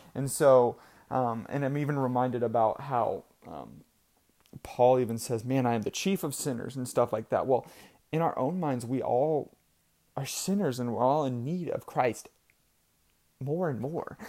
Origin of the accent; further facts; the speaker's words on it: Idaho, United States; I was born in Idaho